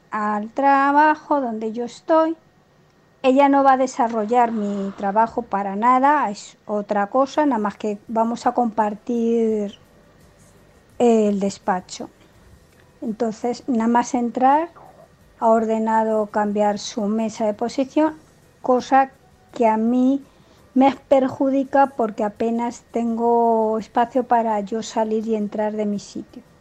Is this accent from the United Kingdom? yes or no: no; Spain; aunque soy española y vivo en España